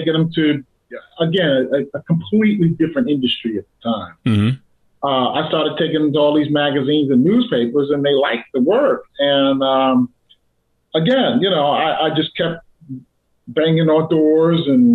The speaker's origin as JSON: {"language": "English", "town": "New York City", "region": "New York", "country": "United States", "said": "I'm from Brooklyn, New York, so I'm from Bed-Stuy, Brooklyn."}